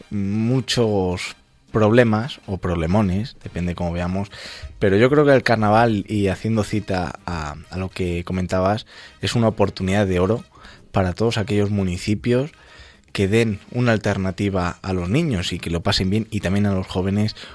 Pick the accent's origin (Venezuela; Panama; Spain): Spain; Castile and León; continuamos con Castilla y León, recorriendo esa magnífica tierra, mi tierra